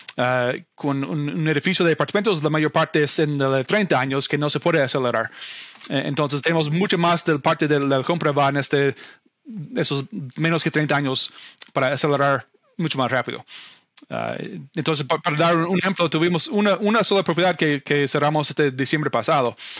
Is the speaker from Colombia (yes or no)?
no; Omaha, Nebraska, United States; Spanish is a second language; moved away as an adult; also born or lived in Argentina; now in Idaho Falls, United States; Yo estudié y viví la mayor parte de mi vida en, ah, bueno, alrededor de Omaha, Nebraska